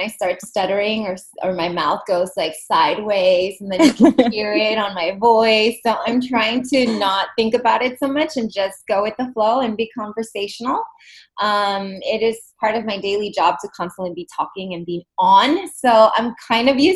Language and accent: English; Los Angeles, California, United States; also born or lived in Germany / Italy; born and raised in East Los Angeles from immigrant parents